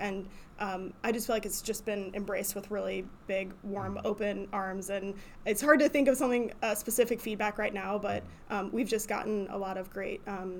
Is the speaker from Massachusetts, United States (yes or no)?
no; Akron, Ohio, United States; I'm originally from the Akron area, and so I've been a practicing artist and arts leader in Northeast Ohio for, like, 15 years-ish.